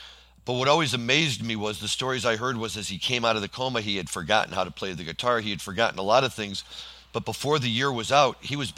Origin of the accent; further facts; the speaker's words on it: St. Louis, Missouri, United States; I'm from St. Louis.